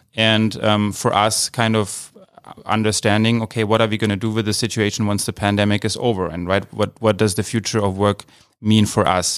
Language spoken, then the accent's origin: English; Idar-Oberstein, Rhineland-Palatinate, Germany; moved away as an adult; also born or lived in Mainz, Germany / California, United States; now in San Francisco, United States; Originally from Germany and, um, from a, uh, the state, uh, of Rheinland-Pfalz. Um, I'm from a town called Ida Oberstein, small city